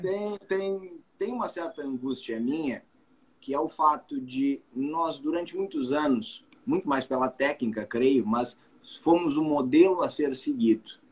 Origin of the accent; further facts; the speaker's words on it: Bagé, Rio Grande do Sul, Brazil; da minha terra